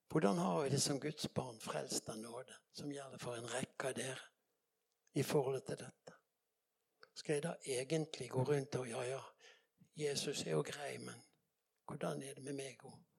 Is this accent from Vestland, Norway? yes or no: yes; Bergen, Vestland, Norway; jeg kommer fra Bergen